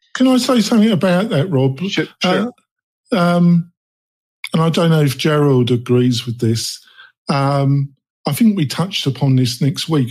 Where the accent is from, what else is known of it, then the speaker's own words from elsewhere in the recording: England, United Kingdom; now in Nevada, United States; I am not a native Nevadian. Um, I come from England